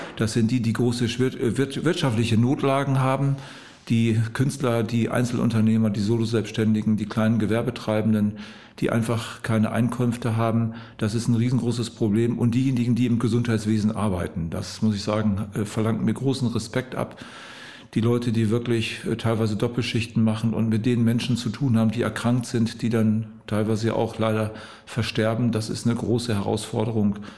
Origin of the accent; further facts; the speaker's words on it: Osnabrück district, Lower Saxony, Germany; moved away as an adult; now in Wedemark, Germany; Ich bin aus dem Landkreis Osnabrück beheimatet, jetzt in die Region Hannover in einen Bereich mit meiner Frau gezogen, der uns an unsere Heimat sehr erinnert